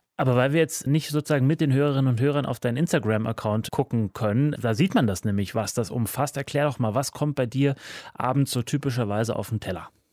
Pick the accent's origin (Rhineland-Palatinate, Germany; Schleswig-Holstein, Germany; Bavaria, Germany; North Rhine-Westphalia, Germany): Bavaria, Germany; near Munich; now in Berlin, Germany; Ich komme aus der Nähe von München.